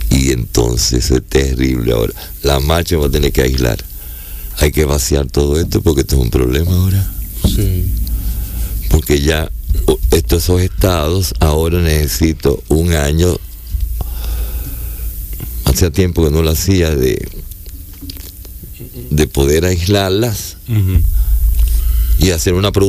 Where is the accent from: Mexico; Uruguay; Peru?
Peru; Lima; Y le dije, yo soy limeño.